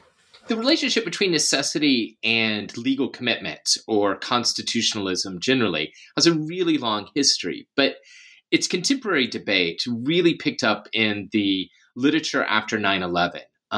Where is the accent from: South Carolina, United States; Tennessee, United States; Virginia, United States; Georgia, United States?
Tennessee, United States; Memphis; I'm originally from Memphis, Tennessee. I come from a working class background, which makes it a little less typical to have packed on so much academic education